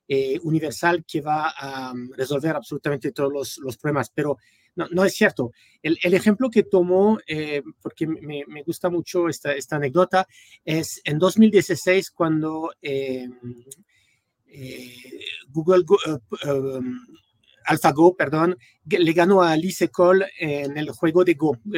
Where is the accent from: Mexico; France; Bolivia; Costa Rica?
France; Spanish is a second language; also born or lived in United States; eh, soy francés originalmente, pero bueno, casi toda mi vida la viví en los Estados Unidos. Eh, estudié en, en California